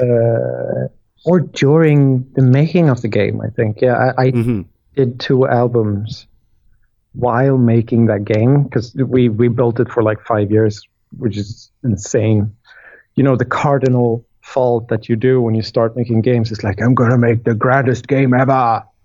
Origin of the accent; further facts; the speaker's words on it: Sweden; we come from Sweden